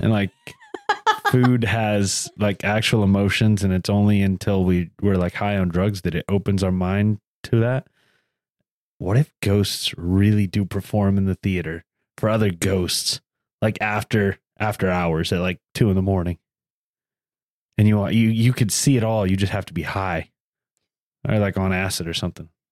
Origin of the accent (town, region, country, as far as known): the South, United States; accent: Southern